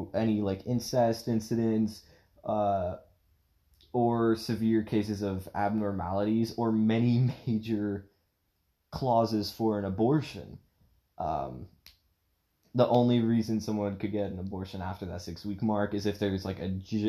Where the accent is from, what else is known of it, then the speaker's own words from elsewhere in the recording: Portland, Oregon, United States; I was born in Portland, Oregon. I don't live there anymore. I've moved around a lot since I was a little kid. But growing up in Portland, Oregon